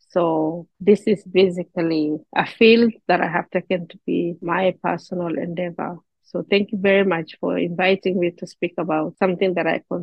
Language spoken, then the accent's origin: English; Somalia; English is a second language; you even go down to a community like I come from the Somali and we call it the kintir.